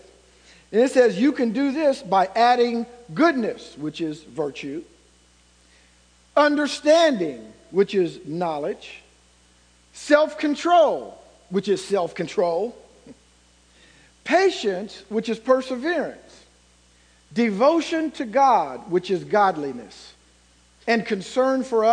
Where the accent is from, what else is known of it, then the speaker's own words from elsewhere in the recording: Ohio, United States; moved away as an adult; now in Indiana, United States; I'm from Ohio